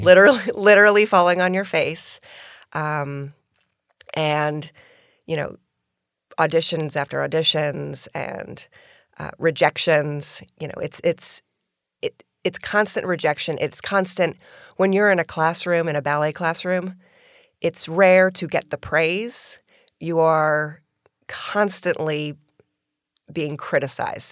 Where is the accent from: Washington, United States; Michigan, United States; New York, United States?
New York, United States; Albany; born or raised there; now in Florida, United States